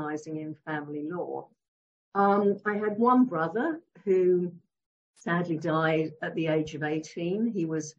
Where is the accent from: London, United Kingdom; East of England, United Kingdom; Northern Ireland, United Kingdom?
East of England, United Kingdom; Leigh-on-Sea; also born or lived in Warwick; I was born in Lee-on-Sea in Essex